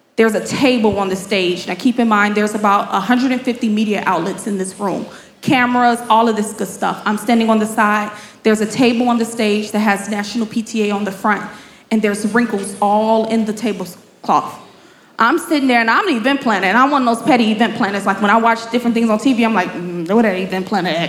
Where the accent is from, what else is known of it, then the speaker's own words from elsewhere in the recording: Chicago, Illinois, United States; I am born and raised in Chicago